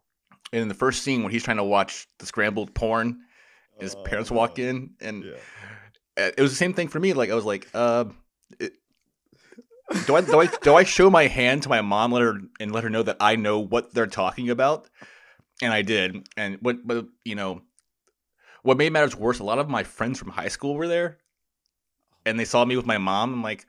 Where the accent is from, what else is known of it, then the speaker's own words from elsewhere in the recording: Florida, United States; the neighborhood I grew up in Florida, they just built a new theater.